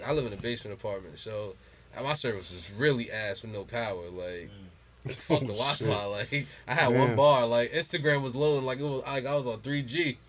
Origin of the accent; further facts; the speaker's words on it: Jersey City, New Jersey, United States; I'm from Jersey City, man. Like